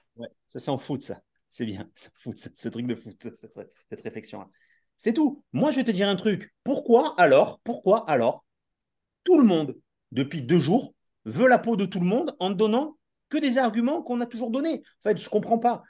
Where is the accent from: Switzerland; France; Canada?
France; the South, southern France; on est du Sud